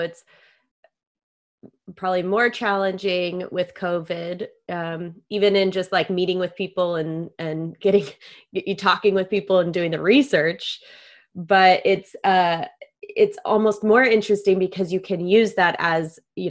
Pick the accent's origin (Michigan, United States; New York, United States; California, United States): California, United States; La Jolla; growing up in La Jolla, it tends to be a little bit of a bubble.